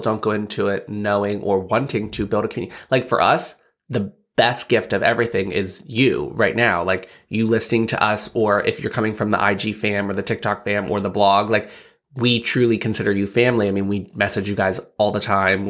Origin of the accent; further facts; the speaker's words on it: Bellefonte, Pennsylvania, United States; I grew up in, uh, Belfont, P